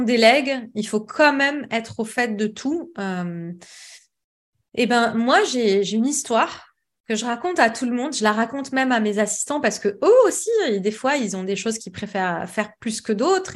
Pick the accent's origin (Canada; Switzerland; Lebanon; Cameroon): Lebanon; moved away as an adult; now in Paris, France; je suis libanaise, donc j'ai fait mes études au Liban